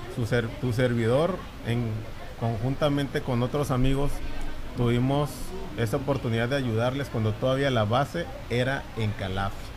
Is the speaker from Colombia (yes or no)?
no; La Paz, Baja California Sur, Mexico; Amo mi tierra, tengo ese sentido de pertenencia, de, de paseño